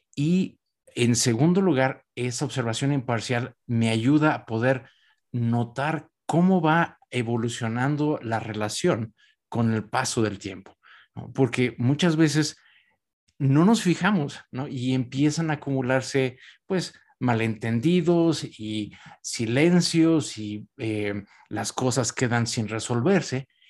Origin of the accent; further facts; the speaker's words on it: Mexico; yo soy mexicano